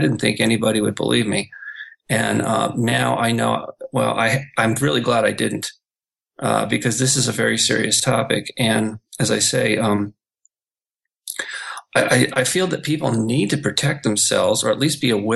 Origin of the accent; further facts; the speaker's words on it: Malibu, California, United States; moved away as an adult; also born or lived in Los Angeles, California / South Bay, California; now in Hong Kong; my hometown of Malibu